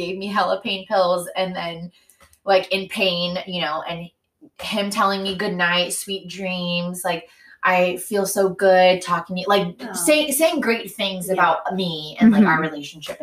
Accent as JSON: {"language": "English", "town": "San Diego", "region": "California", "country": "United States", "tie": "born or raised there", "said": "growing up in Mare Mesa."}